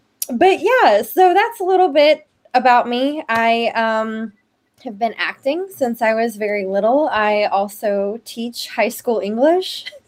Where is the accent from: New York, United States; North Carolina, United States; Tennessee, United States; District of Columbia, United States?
Tennessee, United States; Memphis; I actually lived in Memphis proper for a while, and then we moved out to the suburbs.